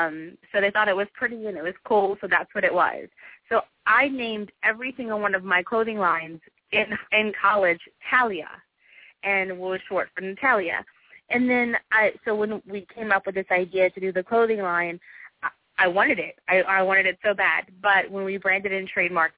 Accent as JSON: {"language": "English", "town": "New Orleans", "region": "Louisiana", "country": "United States", "also_born_or_lived": "Atlanta, Georgia", "said": "New Orleans is my home, and I love it here"}